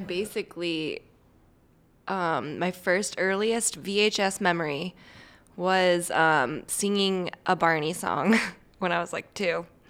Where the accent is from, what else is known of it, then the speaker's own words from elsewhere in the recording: St. Louis, Missouri, United States; Here, Saint Louis.